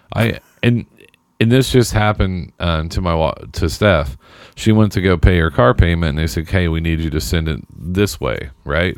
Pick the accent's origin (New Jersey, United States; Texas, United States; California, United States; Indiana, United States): Indiana, United States; Seymour; my hometown of Seymour